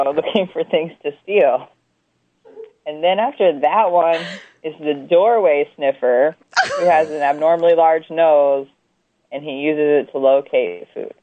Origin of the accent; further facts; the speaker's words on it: North Carolina, United States; moved away as an adult; now in North Dakota, United States; I'm from the South. I'm from North Carolina, born and raised and lived for a long time.